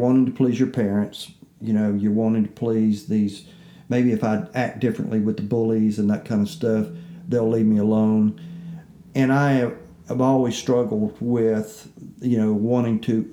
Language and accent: English; the Jim Crow South, United States; I'm growing up in the Jim Crow South